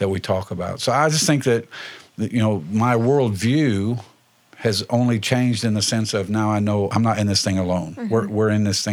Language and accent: English; Indiana, United States; now in Lawrence County, Ohio, United States; Indiana, my home state